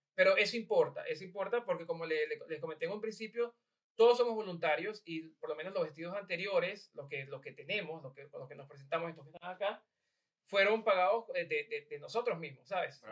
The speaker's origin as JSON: {"language": "Spanish", "country": "Venezuela", "moved": "yes", "lives_now": "Ireland", "said": "yo era venezolano"}